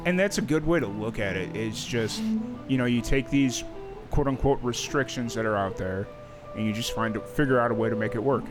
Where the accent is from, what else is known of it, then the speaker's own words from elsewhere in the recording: Chicago, Illinois, United States; now in Dallas, United States; I grew up in South Chicago.